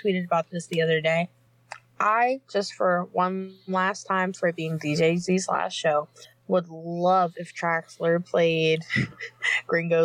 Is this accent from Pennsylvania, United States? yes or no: yes; Beaver Falls, Pennsylvania, United States; I'm from Beaver Falls